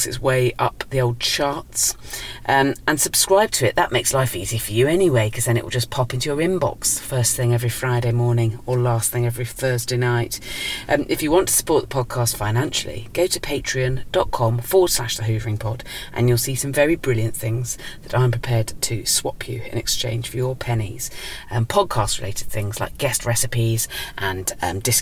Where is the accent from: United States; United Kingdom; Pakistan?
United Kingdom; Dorset, South West England; moved away as an adult; also born or lived in South London; now in London, United Kingdom; I was from Dorset originally and I still consider myself to be from there because that was my childhood.